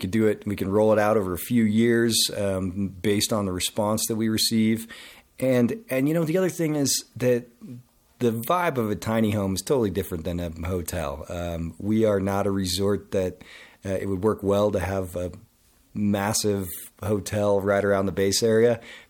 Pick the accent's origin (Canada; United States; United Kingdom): United States; Grand Junction, Colorado; Marketing and Sales Director, and I'm from Grand Junction, Colorado.